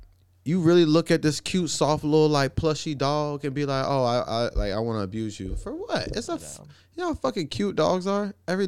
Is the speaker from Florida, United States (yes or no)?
yes; Pensacola, Florida, United States; we lived in this place called Wellington Arms in Pensacola, my hometown.